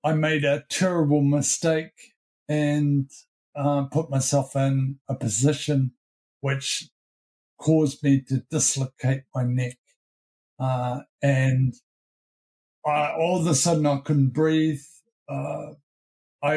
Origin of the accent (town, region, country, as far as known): New Zealand